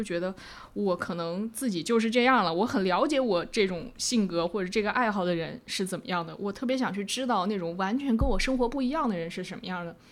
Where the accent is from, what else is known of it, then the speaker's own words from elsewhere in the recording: China; moved away as an adult; also born or lived in Hong Kong / Shanghai; 我们大陆人